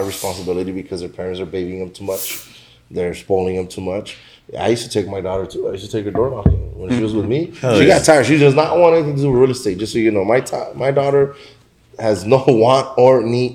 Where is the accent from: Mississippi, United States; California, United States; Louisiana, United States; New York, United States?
California, United States; Los Angeles; I grew up in South Central